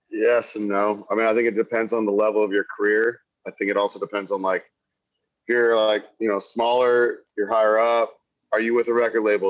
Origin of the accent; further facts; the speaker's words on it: Wildwood, Missouri, United States; moved away as an adult; also born or lived in Columbia, Missouri; now in Nashville, United States; I'm originally from Wildwood, Missouri. Um, that's where I was born and raised.